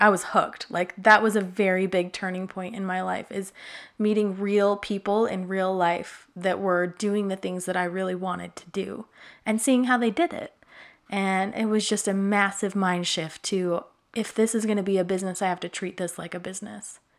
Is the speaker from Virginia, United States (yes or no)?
no; Utah, United States; I grew up in Utah